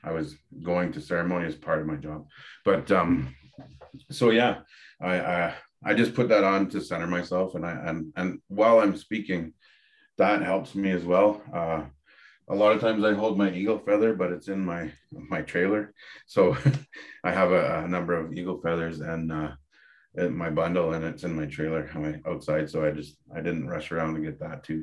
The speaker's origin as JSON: {"language": "English", "area": "Dokis First Nation", "region": "Ontario", "country": "Canada", "moved": "yes", "lives_now": "Medicine Hat, Canada", "said": "I come from Kikendot Island, which is Doki's First Nation in Ontario. And I reside in Medicine Hat now"}